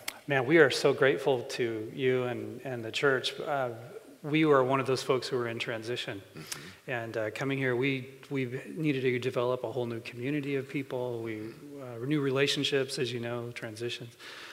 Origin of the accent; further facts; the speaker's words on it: California, United States; Well, you got to remember, we came from California, so you know, this was an awesome place to come.